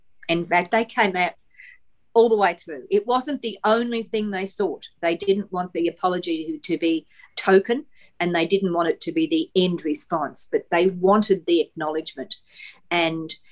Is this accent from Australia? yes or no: yes; Toowoomba, Queensland, Australia; I grew up in Toowoomba